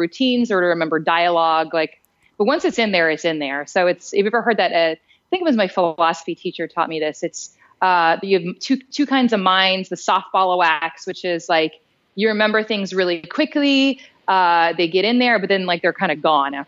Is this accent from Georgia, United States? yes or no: yes; Roswell, Georgia, United States; also born or lived in Atlanta, Georgia; I was born in Dunwoody-ish, Sandy Springs-ish, and grew up in the suburbs of Atlanta, which was in Roswell, Georgia